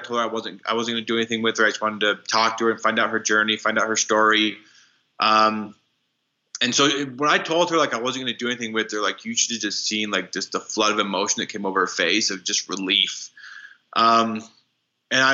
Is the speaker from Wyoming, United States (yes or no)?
yes; Wyoming, United States; moved away as an adult; also born or lived in Dominican Republic; I grew up in Wyoming